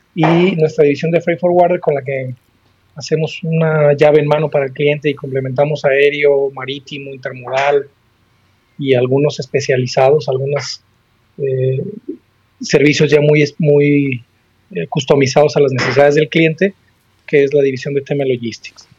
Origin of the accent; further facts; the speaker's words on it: Guadalajara, Jalisco, Mexico; also born or lived in Aguascalientes; now in Torreón, Mexico; soy originario de Guadalajara